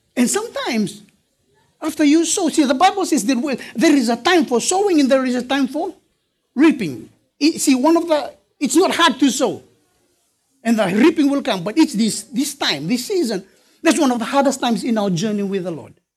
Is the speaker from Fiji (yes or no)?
yes; Fiji; I'm from Fiji